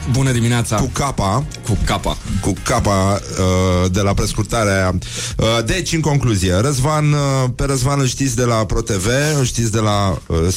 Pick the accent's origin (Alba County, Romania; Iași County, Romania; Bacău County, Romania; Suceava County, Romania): Bacău County, Romania; Bacău; born or raised there; moved away